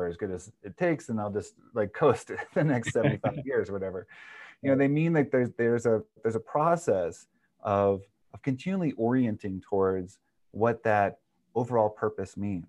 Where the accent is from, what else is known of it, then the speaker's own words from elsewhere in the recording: the North Star State, Minnesota, United States; I'm from the North Star state